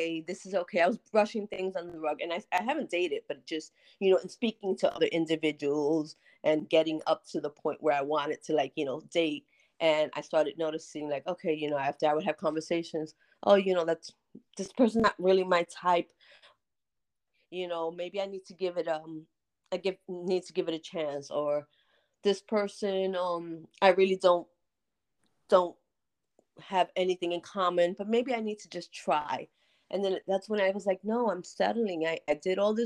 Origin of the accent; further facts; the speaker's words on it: United States; also born or lived in North New Jersey; I'm from the Bronx. From North New Jersey